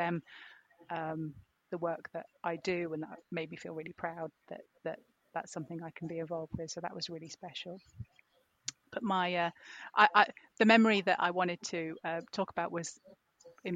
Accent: York, Yorkshire and the Humber, United Kingdom; now in St Albans, United Kingdom; I'm originally from York, so I've come from one Roman city to another, from Eboracum to Verulamium

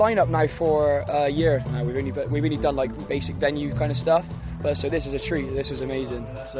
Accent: Bristol, South West England, United Kingdom; We come from Bristol

